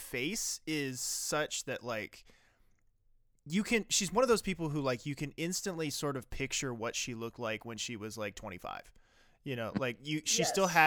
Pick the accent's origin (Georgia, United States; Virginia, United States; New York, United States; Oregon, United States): Virginia, United States; I grew up in Virginia where that movie takes place